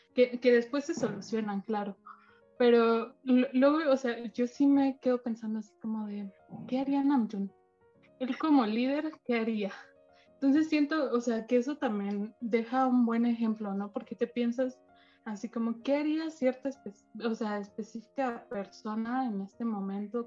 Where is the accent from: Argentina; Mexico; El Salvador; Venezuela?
Mexico; tengo 22, soy de México